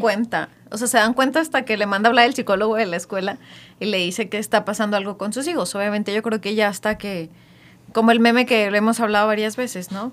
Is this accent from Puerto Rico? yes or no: no; Mexico; como mexicanos